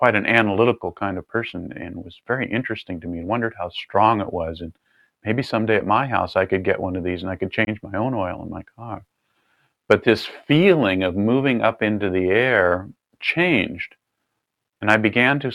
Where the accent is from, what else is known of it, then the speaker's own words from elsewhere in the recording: California, United States; I was raised in California